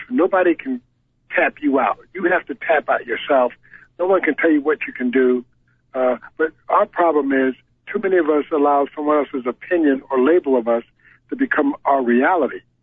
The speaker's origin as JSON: {"language": "English", "region": "Connecticut", "country": "United States", "also_born_or_lived": "Syracuse, New York", "said": "I'm from Connecticut, and I'm used to the snow"}